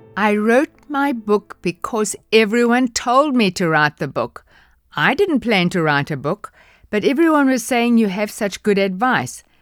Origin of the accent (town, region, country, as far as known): South Africa; accent: South African